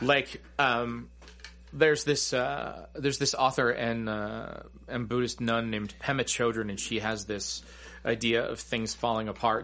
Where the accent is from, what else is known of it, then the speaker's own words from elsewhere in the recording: United States; growing up in America